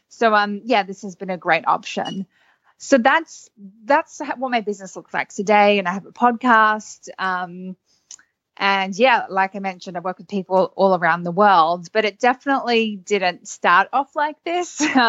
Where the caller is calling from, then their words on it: Sydney, New South Wales, Australia; I'm calling in from Sydney, Australia.